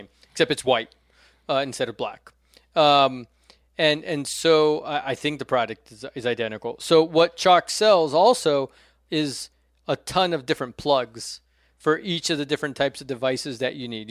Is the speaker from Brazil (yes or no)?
yes; Brasília, Federal District, Brazil; now in United States; my hometown of Brasilia